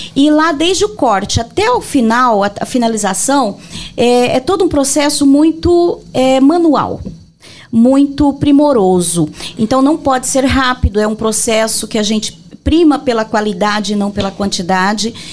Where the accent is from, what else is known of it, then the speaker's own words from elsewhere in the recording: Rio Negro, Mato Grosso do Sul, Brazil; moved away as an adult; also born or lived in Brasília; Em Rio Negro. É, é minha cidade natal